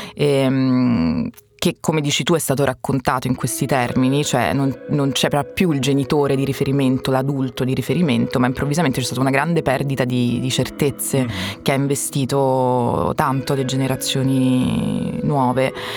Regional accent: Sicily, Italy; sono siciliano

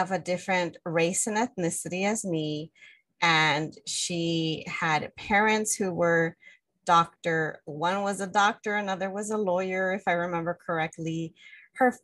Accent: Los Angeles, California, United States; I grew up in the Northeast San Fernando Valley, community that has a predominant Mexican immigrant community

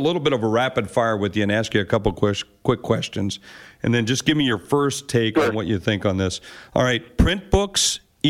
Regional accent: South Dakota, United States; I'm from South Dakota, and that's a big portion of my beliefs as well.

